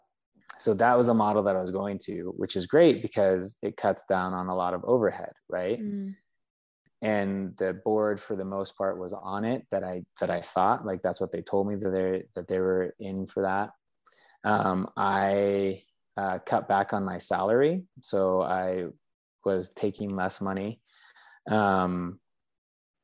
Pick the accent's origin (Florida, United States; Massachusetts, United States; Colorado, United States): Colorado, United States; moved away as an adult; I grew up in Colorado